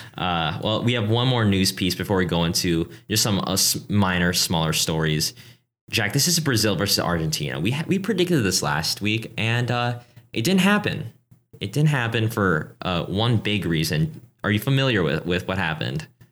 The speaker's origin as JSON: {"language": "English", "country": "Philippines", "said": "I'm from the Philippines"}